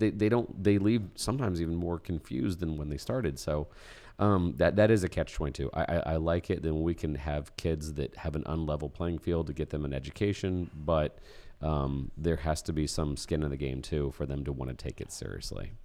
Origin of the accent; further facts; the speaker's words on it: Indiana, United States; we're from Indiana.